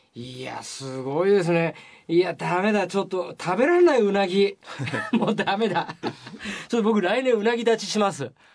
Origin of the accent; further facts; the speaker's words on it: Toyama, Japan; 僕のふるさと富山県なんですけど